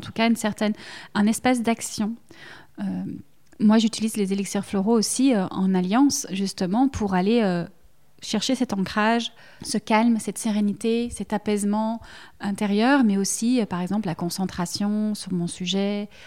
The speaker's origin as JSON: {"language": "French", "country": "Belgium", "accent": "Belgian", "said": "que ce soit l'accent, le mien, on l'entend, je suis belge"}